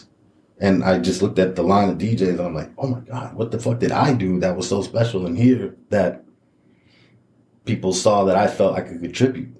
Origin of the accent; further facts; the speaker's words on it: Chicago, Illinois, United States; moved away; also born or lived in Elgin, Illinois; I was born in Elgin, but I grew up in Chicago